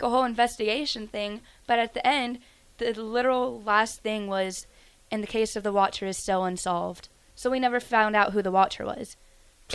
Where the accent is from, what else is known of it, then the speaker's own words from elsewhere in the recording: Tennessee, United States; moved away as an adult; now in Nebraska, United States; I'm from Tennessee, and I'm a freshman.